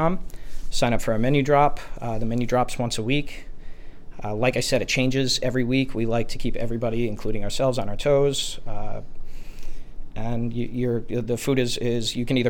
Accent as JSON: {"language": "English", "region": "New Jersey", "country": "United States", "tie": "born or raised there", "moved": "yes", "said": "I'm originally from New Jersey"}